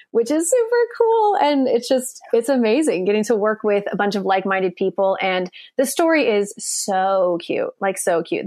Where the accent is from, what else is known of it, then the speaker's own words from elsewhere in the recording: Coeur d'Alene, Idaho, United States; moved away as an adult; also born or lived in Nashville, Tennessee; now in Los Angeles, United States; Coeur d'Alene, Idaho, which is my hometown